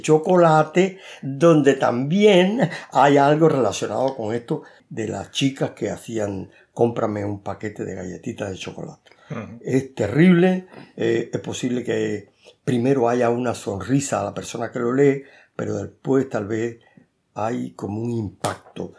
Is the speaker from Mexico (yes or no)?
no; Cuba; moved away as an adult; also born or lived in Havana, Cuba; now in Spain; yo nací en Cuba